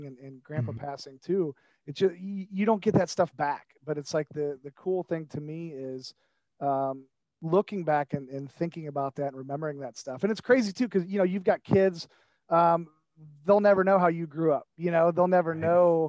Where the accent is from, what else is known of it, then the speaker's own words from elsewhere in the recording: Shelby, Ohio, United States; also born or lived in Sandusky, Ohio; when we moved to Shelby, when my dad, you know, got into General Motors, I was 3 years old